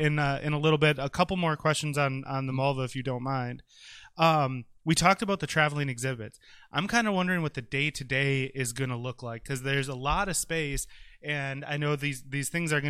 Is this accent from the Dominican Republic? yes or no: no; De Pere, Wisconsin, United States; I grew up in De Pere, so this is, super cool for me, as everyone knows. De Pere, not West De Pere.